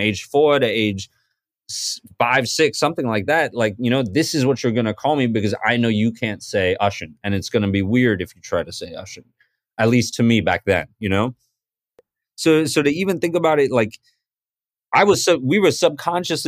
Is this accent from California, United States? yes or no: no; Boston, Massachusetts, United States; moved away as an adult; also born or lived in Mumbai, India / London, United Kingdom / Newton, Massachusetts / New Orleans, Louisiana; now in New York, United States; I was born in Bombay, grew up in Boston by way of London, and spent a little bit of my early childhood out there. But pretty much grew up in Boston my whole life, live in New York now, Brooklyn, New York